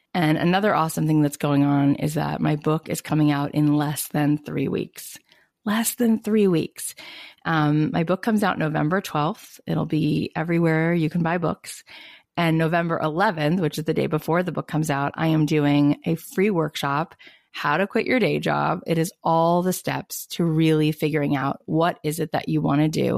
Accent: East Coast, United States; now in West Coast, United States; I was born on the East Coast and then I've been out on the West Coast for I can't believe 16 years

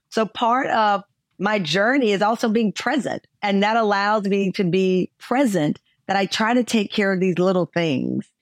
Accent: Texas, United States; moved away as an adult; also born or lived in Chicago; I'm a Texan

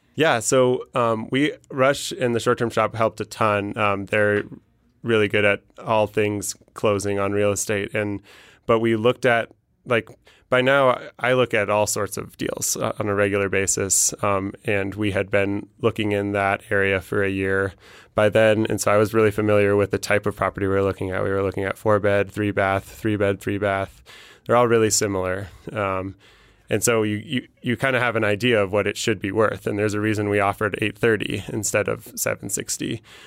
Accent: Denver, Colorado, United States; I'm from Denver

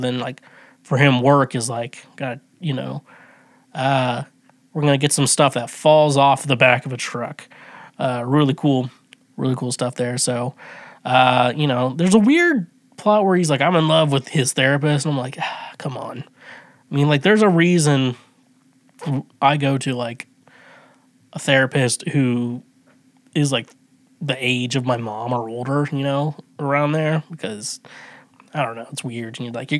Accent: Midwest, United States; I'm from the Midwest

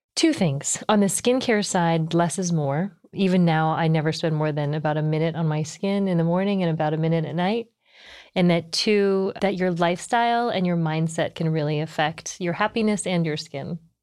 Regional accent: United States; also born or lived in New Jersey / Texas / Taiwan (parents); my parents are from Taiwan. I was born here, though, and I grew up in New Jersey in Texas

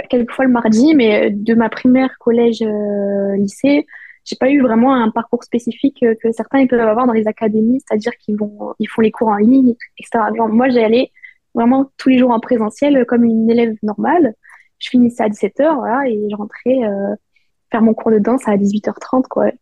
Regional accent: Perpignan, Occitania, France; moved away as an adult; also born or lived in Nancy, France; now in Terrassa, Spain; je suis née à Nancy, donc, euh, dans l'Est de la France. Et très vite, j'ai déménagé à Perpignan, vers mes deux ans, trois ans. Et c'est là où j'ai commencé la danse

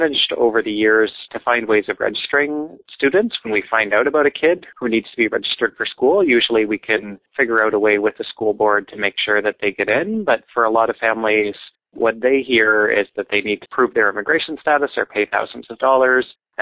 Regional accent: New Brunswick, Canada; now in Montreal, Canada; I'm originally from New Brunswick, but most of the time since 2001, I've been here

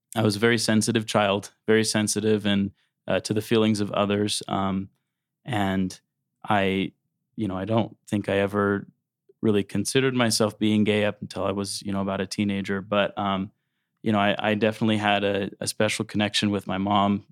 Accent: South Jordan, Utah, United States; I was born in West Jordan. And then when I was three, our family moved to South Jordan. And that's where my parents are still there. Um, so I, I grew up in South Jordan

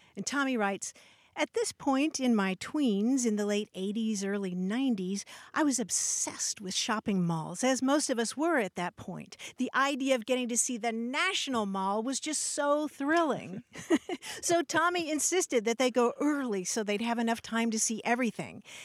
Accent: Kentucky, United States; I grew up in Kentucky

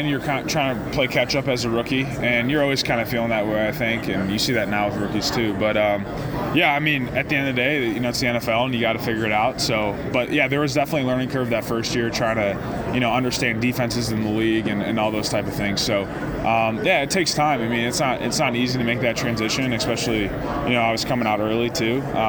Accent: Chicago, Illinois, United States; obviously I would love to be in Chicago. It's my hometown and, you know, my hometown team and all

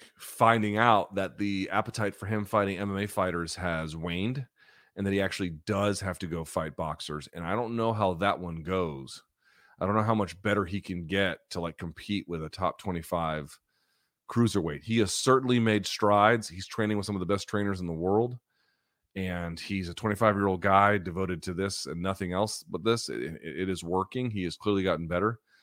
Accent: the South, United States; now in Washington, D.C., United States; I grew up in the South, like, the church is community

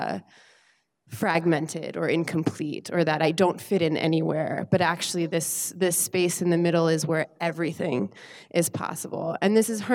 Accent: North Carolina, United States; I was born and raised in North Carolina.

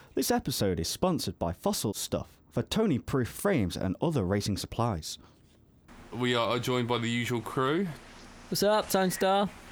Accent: Brighton, South East England, United Kingdom; we are from the UK. So I'm from Brighton.

